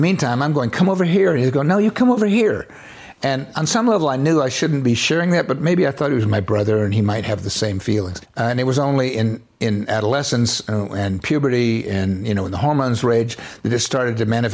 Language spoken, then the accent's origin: English; Florida Panhandle, United States; I was raised in the Florida Panhandle, an area some people call Florabama